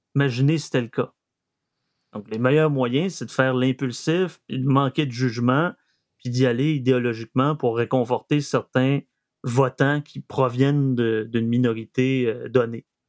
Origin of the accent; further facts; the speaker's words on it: Saguenay, Quebec, Canada; accent: Saguenéen; mon accent saguenéen revient euh, au galop